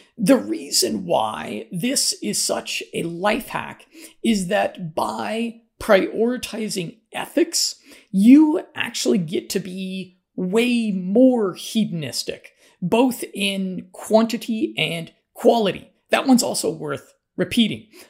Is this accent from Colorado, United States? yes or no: yes; Colorado, United States; I'm from Colorado